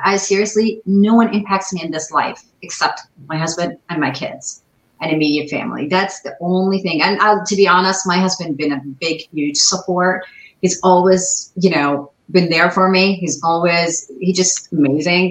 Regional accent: Dubai, United Arab Emirates; English is a second language; moved away as an adult; also born or lived in Ohio, United States; now in United States; I was born lived in Dubai, but I'm not from there

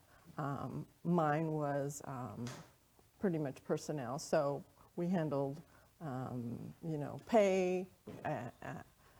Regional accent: Arizona, United States; moved away as an adult; also born or lived in South Carolina / Germany; born and raised in Arizona

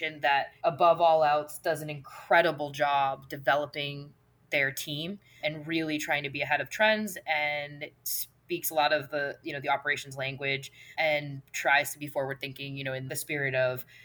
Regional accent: Auburn, Maine, United States; moved away as an adult; I could not be more obsessed with Maine, and I always knew that life would lead me back here, but the fact that I'm contributing to a business that's in my hometown

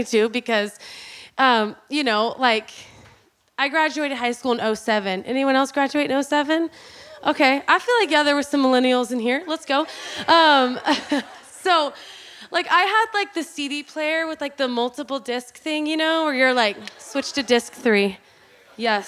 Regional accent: Oklahoma, United States; I was born and raised in Oklahoma, Bible Belt.

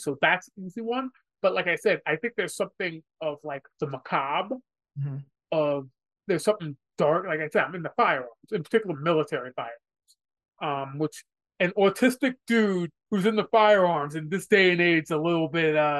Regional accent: New York, United States; I'm from New York, so the Yankees are sort of like the big team.

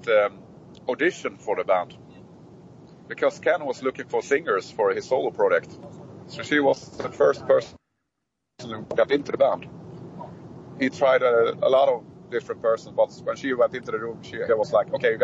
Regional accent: Sweden; we are from Sweden

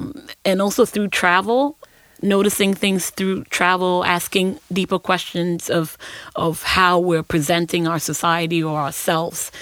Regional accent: Accra, Greater Accra, Ghana; moved away; also born or lived in Ashanti Region, Ghana; I'm from Ghana

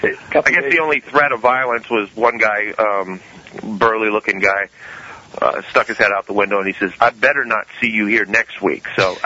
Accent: West Coast, United States; now in Tennessee, United States; I come from the West Coast, which is, you know, a lot more liberal.

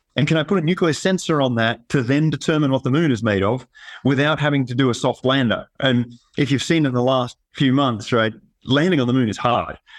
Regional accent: Tasmania, Australia; moved away as an adult; also born or lived in Sydney, Australia; now in Colorado, United States; I grew up in Tasmania, Australia, a small island off the bottom of Australia.

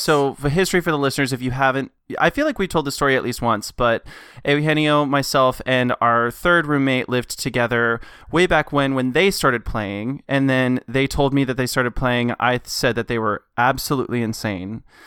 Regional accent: Knoxville, Tennessee, United States; I was born in Knoxville, Tennessee, born and raised

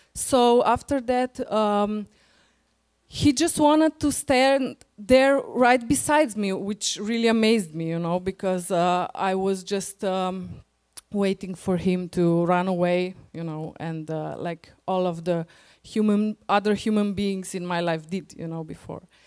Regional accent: Slovenia; English is a second language; We are coming from Slovenia.

